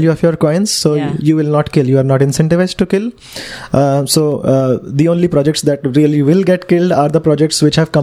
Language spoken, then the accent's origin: English; Pune, Maharashtra, India; I'm from Pune in Maharashtra, India.